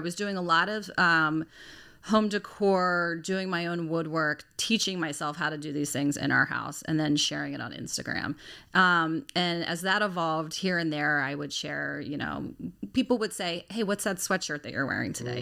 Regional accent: Lutherville-Timonium, Maryland, United States; I am from the Lutherville Timonium area

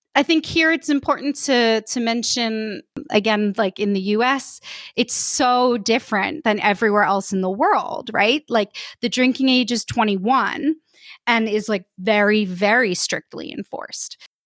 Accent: United States; moved away as an adult; now in Saint-Étienne, France; I'm an American, I'm living in France in a town called Saint-Étienne

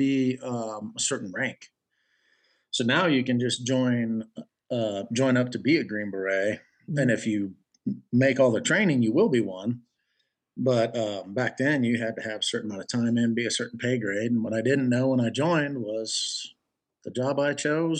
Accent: Kingman, Arizona, United States; also born or lived in Phoenix, Arizona; I was born in Phoenix, raised in Kingman

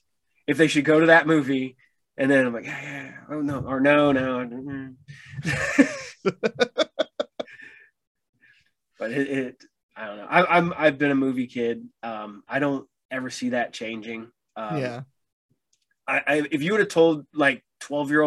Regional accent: Piqua, Ohio, United States; also born or lived in Troy / Tipp City; I grew up here in Piqua. I've not ventured too far out in my own personal life

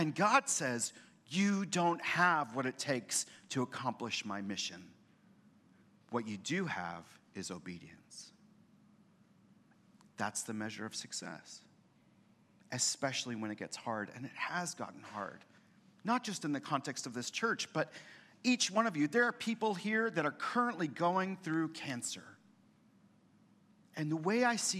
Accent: Boston, Massachusetts, United States; moved away as an adult; now in San Antonio, United States; I'm from Boston.

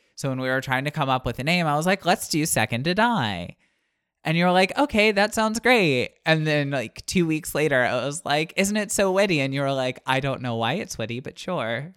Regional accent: United States; I'm from the Panhandle

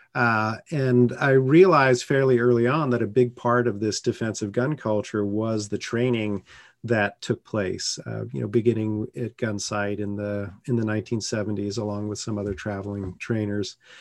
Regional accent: San Francisco Bay Area, California, United States; moved away as an adult; now in North Carolina, United States; I grew up in the San Francisco Bay Area in a blue bubble

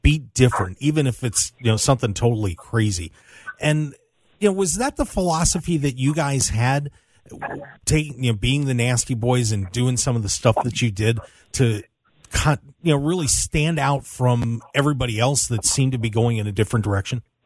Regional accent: South Central Pennsylvania, United States; I'm from South Central Pennsylvania myself

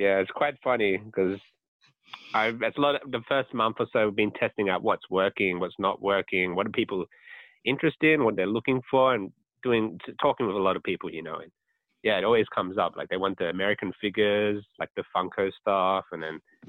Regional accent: Sydney, New South Wales, Australia; moved away as an adult; now in Japan; I am from Sydney originally

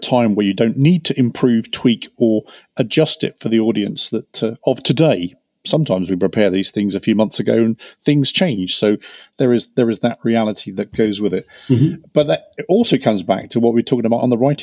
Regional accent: England, United Kingdom; As we say in England

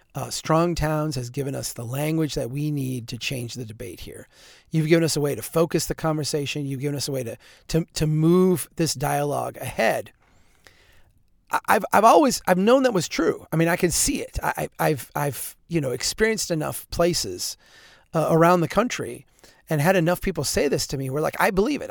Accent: central Minnesota, United States; The school district in central Minnesota where I'm from is a, a huge organization.

